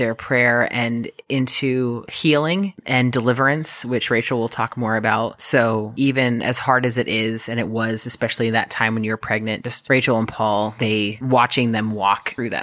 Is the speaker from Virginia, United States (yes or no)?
yes; Virginia, United States; also born or lived in Texas; was born and raised in Virginia. I'm 32, born and raised here, and as was my husband. And so I left temporarily when I was a kid, lived in Texas for a while, but this is definitely home for me